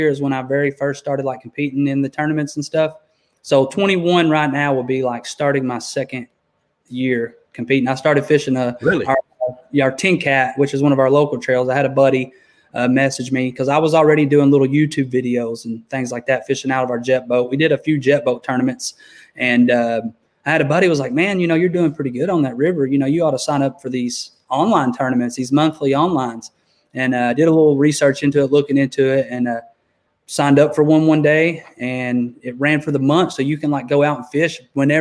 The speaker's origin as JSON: {"language": "English", "town": "Knoxville", "region": "Tennessee", "country": "United States", "said": "I'm from Knoxville, Tennessee here"}